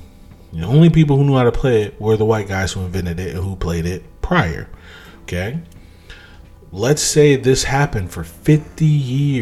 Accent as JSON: {"language": "English", "country": "United States", "said": "I'm a Black American. I'm okay with being a Black American. I am not from Africa"}